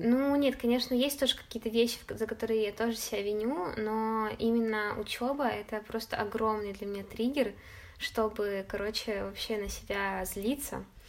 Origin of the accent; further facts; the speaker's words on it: Chelyabinsk, Chelyabinsk Oblast, Russia; moved away as an adult; also born or lived in Saint Petersburg; о Челябинске, о доме, что я когда-нибудь точно туда вернусь